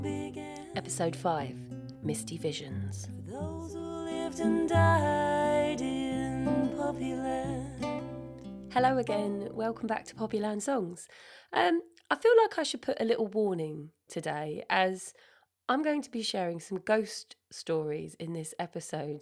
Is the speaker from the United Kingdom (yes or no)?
yes; Sidestrand, East of England, United Kingdom; the house I grew up in was in Sidestrand, North Norfolk